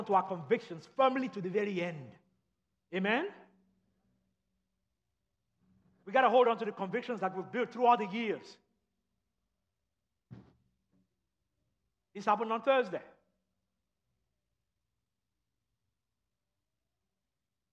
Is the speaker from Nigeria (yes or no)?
yes; Nigeria; moved away; I grew up in Nigeria and in England when I was growing up. We would go to England on vacation.